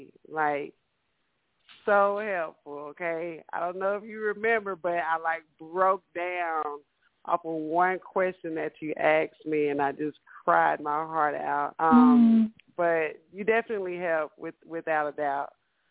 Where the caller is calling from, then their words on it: Dallas, Texas, United States; I'm Miss … from Dallas.